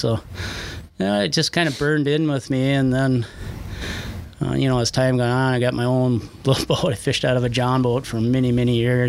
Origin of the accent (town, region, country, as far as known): Frazee, Minnesota, United States; born or raised there; also born or lived in Wayzata, Minnesota